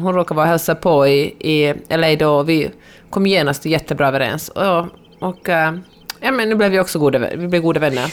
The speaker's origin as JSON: {"language": "Swedish", "town": "Helsinki", "region": "Uusimaa", "country": "Finland", "tie": "born or raised there", "moved": "yes", "lives_now": "Los Angeles, United States"}